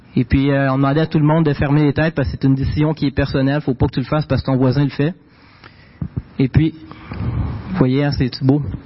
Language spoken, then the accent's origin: French; Quebec, Canada; j'ai grandi dans une famille québécoise. Je viens du Québec